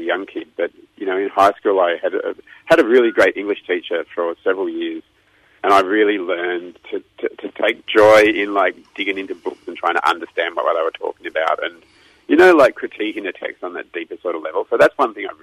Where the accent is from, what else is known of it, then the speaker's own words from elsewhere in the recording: Melbourne, Victoria, Australia; I was born in Melbourne at St. Vincent's Hospital. I've lived here all my life